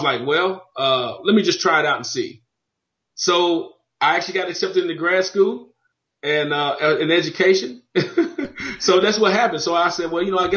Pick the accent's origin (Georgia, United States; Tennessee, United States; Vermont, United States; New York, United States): Tennessee, United States; Knoxville; moved away as an adult; also born or lived in Memphis, Tennessee; now in Nashville, United States; I'm from Knoxville, went to school in Nashville to go to school